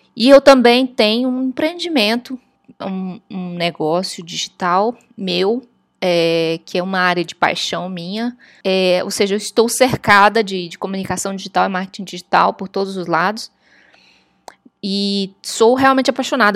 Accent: Brazil; moved away as an adult; now in Washington, United States; chegando aqui, brasileira, falava inglês

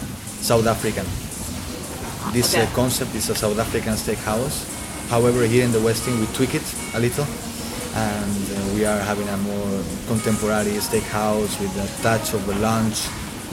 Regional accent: southern Spain, Spain; moved away as an adult; now in Doha, Qatar; I'm from Spain. I'm from the south part of Spain

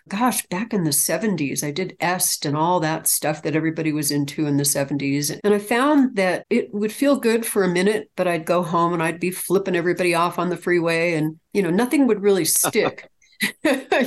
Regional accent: California, United States; I'm from California originally. I'm actually a California native

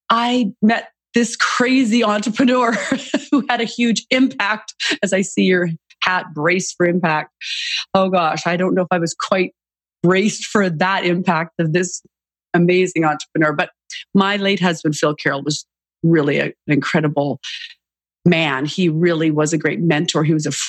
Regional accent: Canada; moved away; I'm originally Canadian and grew up in Canada

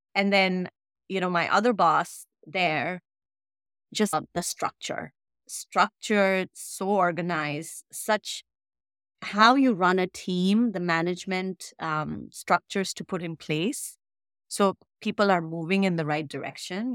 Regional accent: India; moved away as an adult; I came straight from India, never studied, never worked here, right? Straight to grad school and started working in a new country

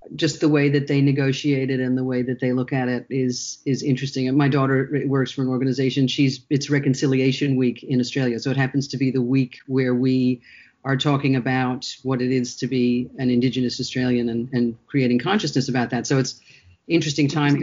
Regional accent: United States; moved away as an adult; both Shara and I grew up in the United States.

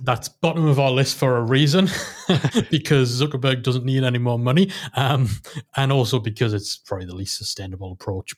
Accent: Newcastle upon Tyne, North East England, United Kingdom; in, um, in Newcastle. But, you know, it was in my hometown

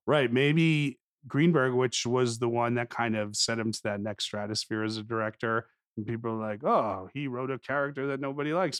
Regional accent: New Jersey, United States; a Jewish boy from North Jersey

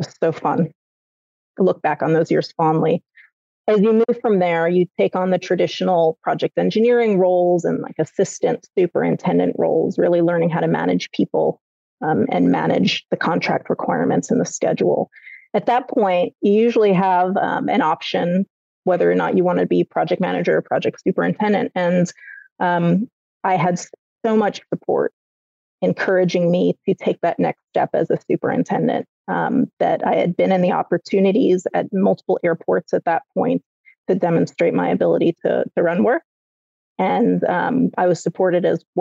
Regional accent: United States; I grew up near New York City

